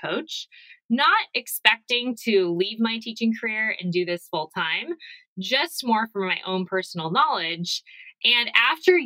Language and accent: English; Arizona, United States; I'm from Arizona.